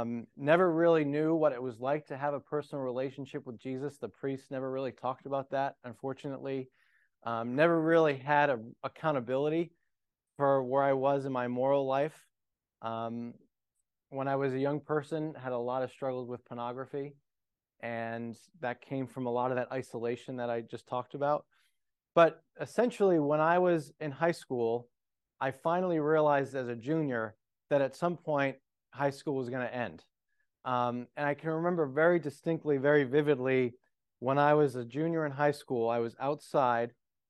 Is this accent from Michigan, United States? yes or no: no; Johnston, Rhode Island, United States; So I grew up in outside of Providence, Rhode Island. Rhode Island is the smallest state in the Union.